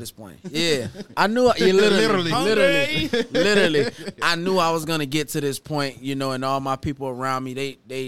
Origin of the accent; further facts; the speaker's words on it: Homestead, Florida, United States; right where I grew up at. It's like a borderline between Homestead and Florida City.